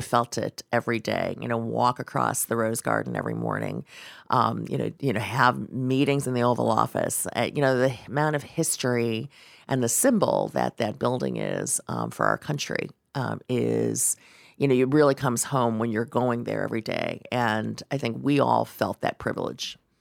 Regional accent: Ohio, United States; growing up in Ohio, not a lot of Chinese people in Ohio at the time

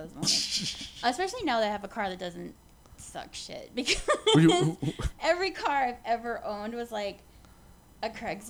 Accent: Houston, Texas, United States; I grew up in Houston.

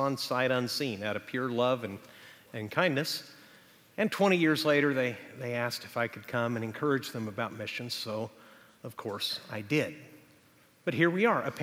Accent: Texas, United States; now in Huntington Beach, United States; Texas is my home state

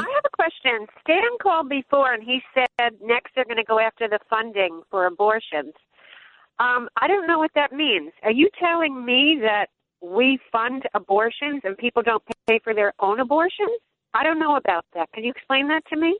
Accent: Rockland County, New York, United States; I'm also from Rockland County

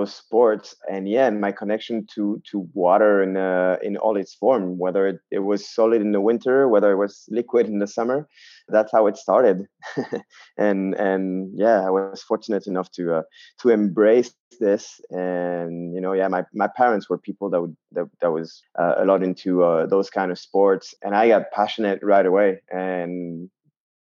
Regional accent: southwest France, France; also born or lived in Basque Country / Landes; I had the chance to grow up in the southwest of France, between the mountains and the ocean

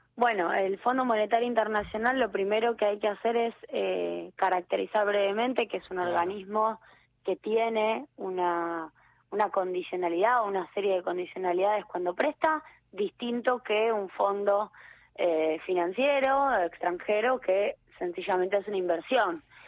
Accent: Argentina; como argentinos

